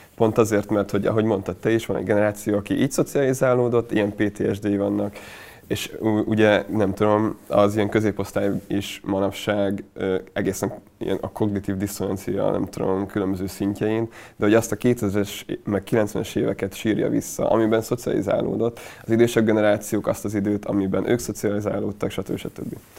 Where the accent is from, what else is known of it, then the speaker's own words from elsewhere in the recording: Hungary; Én ott nőttem fel nagy részt